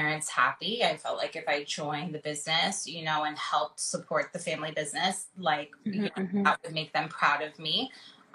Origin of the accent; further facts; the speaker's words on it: Los Angeles, California, United States; I'm born and raised in LA.